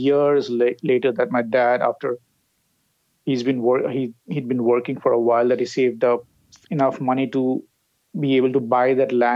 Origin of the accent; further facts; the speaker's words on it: Kolkata, West Bengal, India; I grew up in South Kolkata, in a place called Behala.